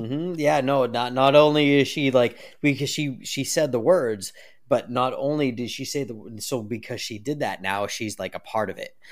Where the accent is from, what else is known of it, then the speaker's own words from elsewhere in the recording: United States; I'm American